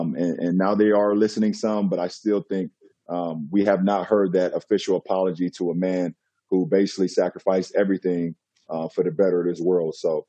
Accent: United States; as a model citizen, as a black man growing up in America.

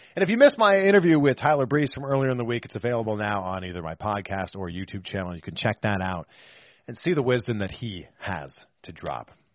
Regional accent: half hour drive from Toronto, Ontario, Canada; also born or lived in Waterloo, Ontario; it was like a half hour drive from my hometown

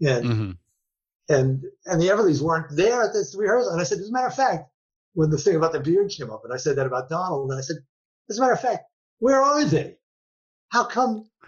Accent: New York, United States; It was hot as fuck. I'm a New Yorker.

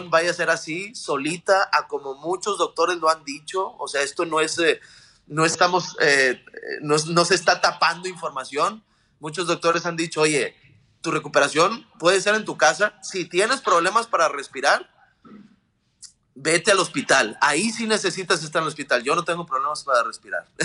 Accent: Mexico; como mexicanos, paisanos y toda Latinoamérica

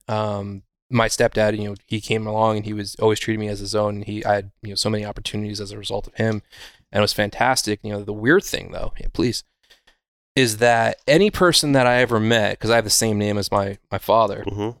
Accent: Wurtsboro, New York, United States; I grew up in a little town called Wurtsboro

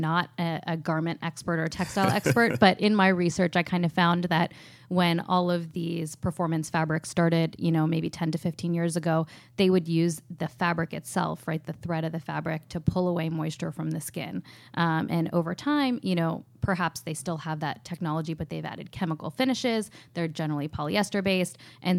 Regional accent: Pittsburgh, Pennsylvania, United States; also born or lived in New York / Los Angeles; No, I grew up in Pittsburgh, went to NYU for college, majored in finance and worked at hedge funds for about 6 years in New York and LA.

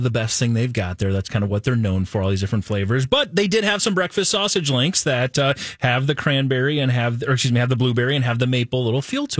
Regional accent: Midwest, United States; born or raised there; moved away

